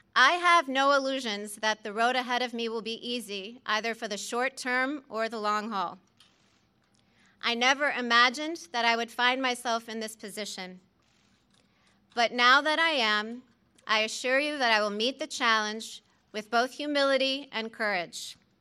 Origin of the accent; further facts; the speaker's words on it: New Orleans, Louisiana, United States; moved away as an adult; also born or lived in Midwest; I have spent the bulk of my adulthood as a Midwesterner, but I grew up in their New Orleans home.